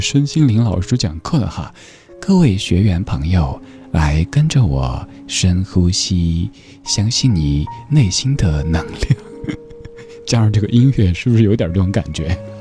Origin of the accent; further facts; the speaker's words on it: Sichuan, China; moved away; 我老家四川那边儿的那种乐观的人生态度